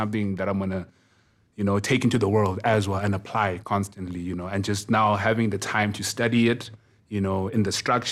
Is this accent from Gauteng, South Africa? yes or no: no; Kokstad, KwaZulu-Natal, South Africa; also born or lived in Durban; I was coming from Kokstad